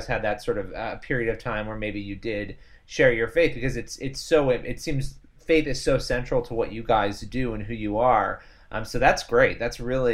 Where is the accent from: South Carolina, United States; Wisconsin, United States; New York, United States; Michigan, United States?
New York, United States; I'm from New York. I live right outside New York City.